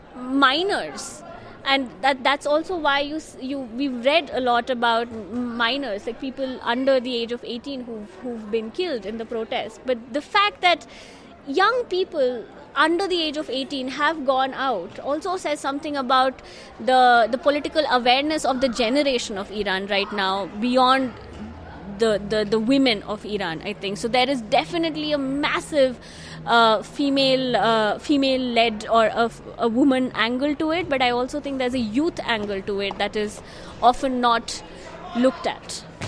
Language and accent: English; India; now in Netherlands; I'm from India. I currently work in the Netherlands